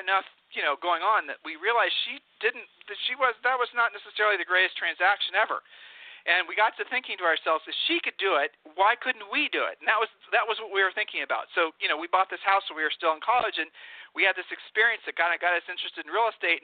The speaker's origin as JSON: {"language": "English", "region": "Ohio", "country": "United States", "moved": "yes", "said": "we're from Ohio"}